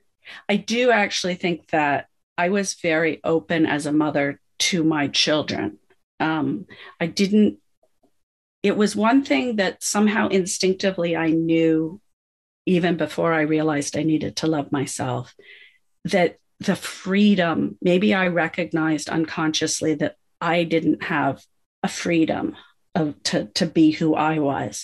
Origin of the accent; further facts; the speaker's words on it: United States; I come from the States.